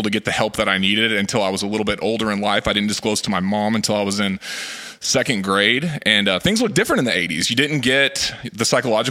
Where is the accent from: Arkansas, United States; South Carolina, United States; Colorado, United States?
Arkansas, United States; Fort Smith; now in Northwest Arkansas, United States; And I grew up around the Fort Smith area